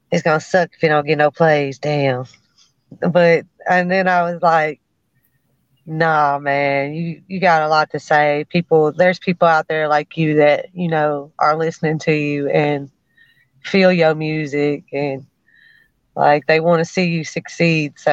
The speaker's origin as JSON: {"language": "English", "town": "Frayser", "region": "Tennessee", "country": "United States", "tie": "born or raised there", "said": "I was raised in Frayser, and I mean I got to know a lot of good people"}